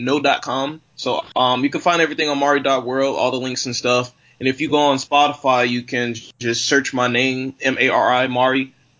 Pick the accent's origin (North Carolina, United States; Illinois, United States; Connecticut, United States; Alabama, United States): Illinois, United States; Chicago; also born or lived in Buffalo, New York; now in New York City, United States; I went back to my hometown, Chicago